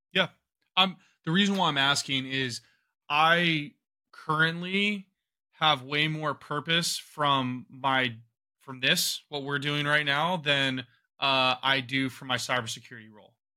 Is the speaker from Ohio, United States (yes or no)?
yes; Ohio, United States; I'm from Ohio